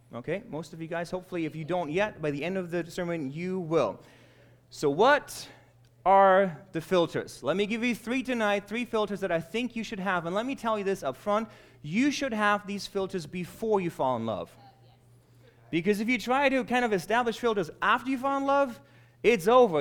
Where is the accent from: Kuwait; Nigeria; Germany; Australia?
Germany; now in United States; I was born and raised in Germany